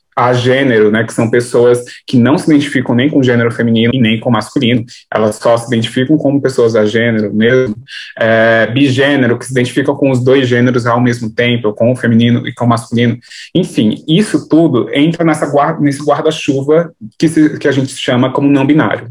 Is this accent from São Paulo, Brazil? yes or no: yes; São Paulo, Brazil; Sou de São Paulo, capital é, do Grajaú. Eu nasci aqui e moro aqui até hoje.